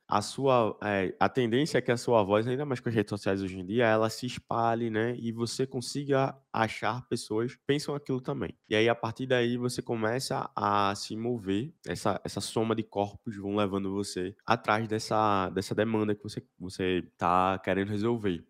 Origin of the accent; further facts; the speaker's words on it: Recife, Pernambuco, Brazil; Eu sou aqui de Recife também